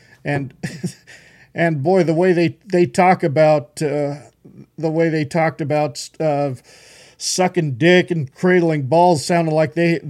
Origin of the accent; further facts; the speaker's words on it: Horseshoe Bend, Idaho, United States; also born or lived in South Carolina / Tennessee; I grew up in Horseshoe Bend. That's my home